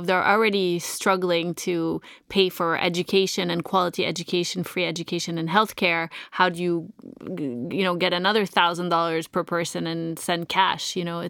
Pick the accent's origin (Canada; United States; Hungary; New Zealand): Canada